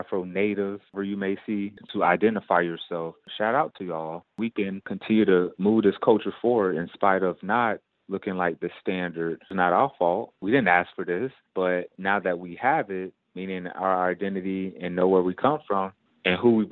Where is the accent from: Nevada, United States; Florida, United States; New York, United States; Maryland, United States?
Florida, United States; Fort Pierce; moved away as an adult; I was born and raised in Fort Pierce. That's my hometown.